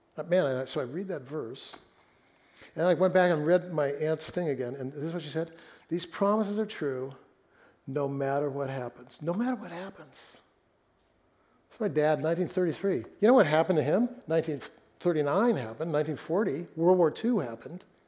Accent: Fresno, California, United States; moved away; we lived in my hometown of Fresno when we were first married

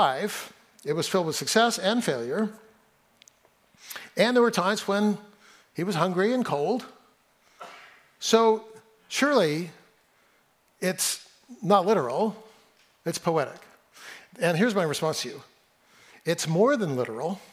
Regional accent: Central Valley of California, United States; now in Seattle, United States; I didn't grow up here. I grew up in the Central Valley of California, and I can tell you I know hot.

